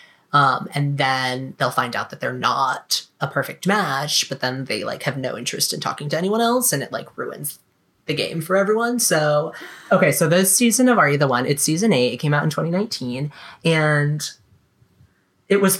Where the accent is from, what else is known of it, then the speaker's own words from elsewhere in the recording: South Carolina, United States; moved away as an adult; also born or lived in Florida; growing up in South Carolina, going to college in Florida